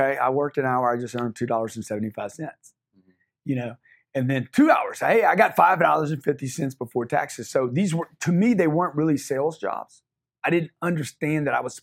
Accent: Lake Charles, Louisiana, United States; I got my start in Lake Charles, Louisiana. I grew up in the Bayou

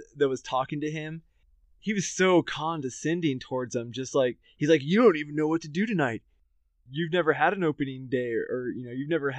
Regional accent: Southern Oregon, United States; It's not like that in Southern Oregon.

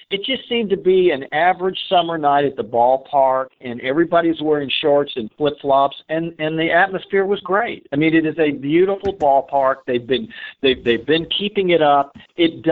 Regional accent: Dallas, Texas, United States; I grew up in Dallas

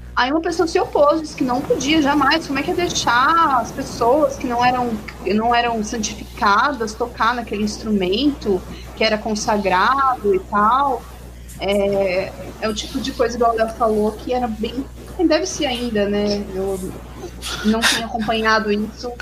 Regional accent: São Paulo, Brazil; now in Minas Gerais, Brazil; eu estou morando em Minas, mas eu sou de São Paulo

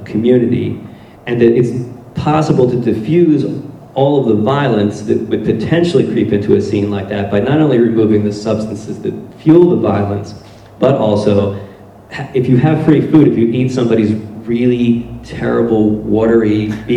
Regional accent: Blackwood, New Jersey, United States; moved away as an adult; now in Philadelphia, United States; we grew up in Blackwood, New Jersey, which is sort of a blue-collar, working-class suburb of Philadelphia

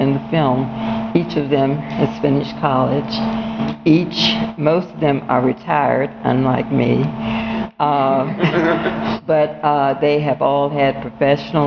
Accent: Little Rock, Arkansas, United States; my house that I grew up in Little Rock

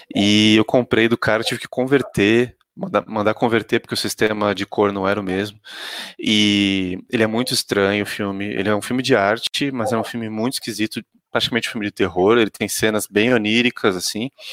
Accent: Santos, São Paulo, Brazil; eu sou de Santos originalmente

